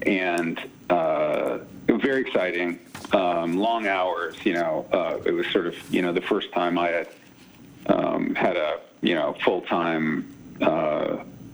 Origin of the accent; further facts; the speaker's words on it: Silicon Valley, California, United States; moved away as an adult; also born or lived in New York; I grew up in Silicon Valley